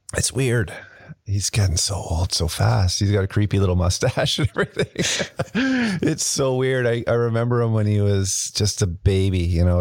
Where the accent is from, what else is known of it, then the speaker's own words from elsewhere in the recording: Kelowna, British Columbia, Canada; I grew up in Kelowna